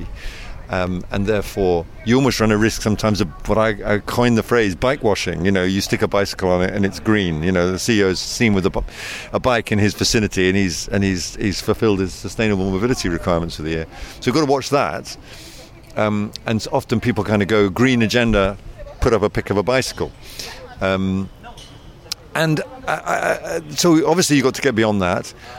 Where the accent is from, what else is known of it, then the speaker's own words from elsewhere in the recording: United Kingdom; accent: British; moved away; as you can tell by my accent, I'm of British origin